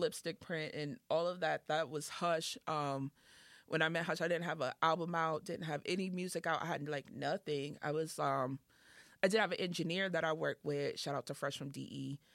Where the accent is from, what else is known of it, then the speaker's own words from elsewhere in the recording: Boston, Massachusetts, United States; also born or lived in the South (US); I'm from Dorchester